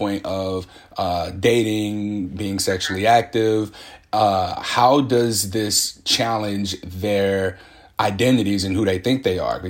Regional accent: Midwest, United States; now in Portland, United States; I'm from the Midwest, raised by Southern parents, grandparents

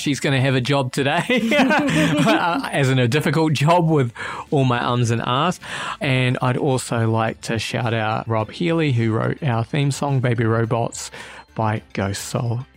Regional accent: New Zealand; now in Australia; I'm a New Zealander living in Australia

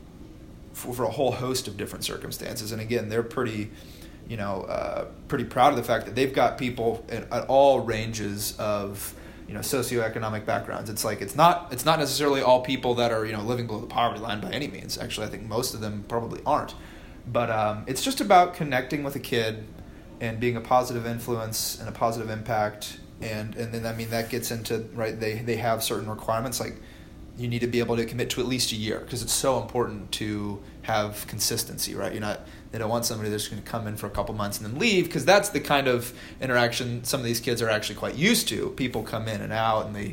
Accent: Noblesville, Indiana, United States; I grew up in Noblesville, so not where Fishers, right, not far from here.

